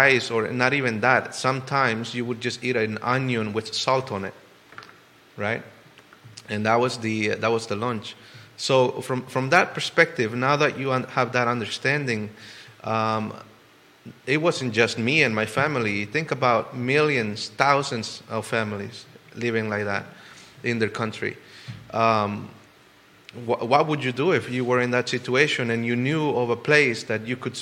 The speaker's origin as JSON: {"language": "English", "country": "El Salvador", "tie": "born or raised there", "moved": "yes", "lives_now": "Charlottesville, United States", "said": "Where I come from, El Salvador, and many of you know that I grew up in El Salvador in a very small, not even a city, not even a town."}